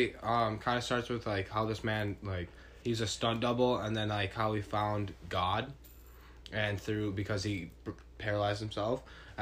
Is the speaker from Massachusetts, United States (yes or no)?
no; Anoka, Minnesota, United States; I'm from Anoka.